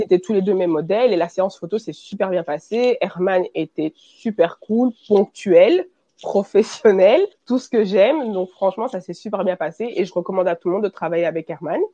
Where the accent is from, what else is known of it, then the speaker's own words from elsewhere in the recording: Belgium; je suis née et j'ai grandi en Belgique. Et je suis d'origine congolaise